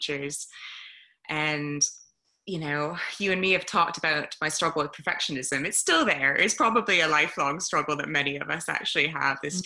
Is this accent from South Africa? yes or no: no; Toronto, Ontario, Canada; moved away as an adult; now in United Kingdom; I'm from Canada originally, but I've been in the UK for 16 years now, 17, something like that. And so I grew up in Toronto, great city